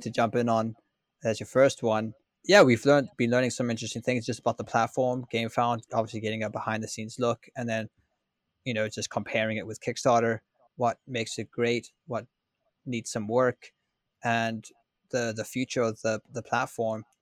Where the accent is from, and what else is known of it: Ireland